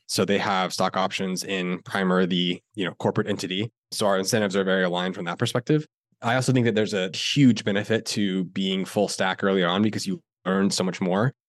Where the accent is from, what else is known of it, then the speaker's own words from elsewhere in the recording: Florida, United States; I grew up in Florida